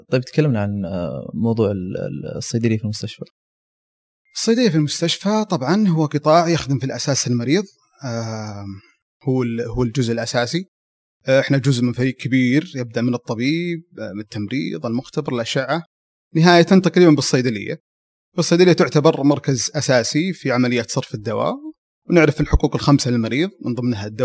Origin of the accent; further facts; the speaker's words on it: Abha, Asir, Saudi Arabia; من آه، سكان المنطقه الجنوبيه مدينه ابها نشأت وترعرعت ودرست في ابها تخرجت من جامعه الملك خالد